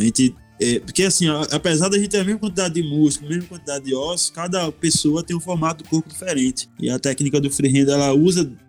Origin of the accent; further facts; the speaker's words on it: Northeast Region, Brazil; eu saí do Nordeste a primeira vez em 2012.